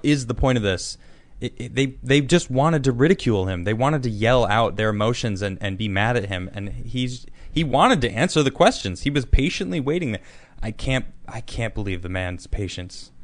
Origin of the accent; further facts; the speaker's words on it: United States; as an American